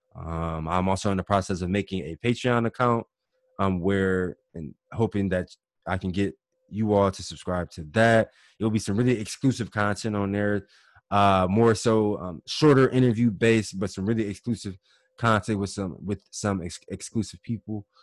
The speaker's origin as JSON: {"language": "English", "town": "Cleveland", "region": "Ohio", "country": "United States", "tie": "born or raised there", "said": "my whole life growing up in Cleveland"}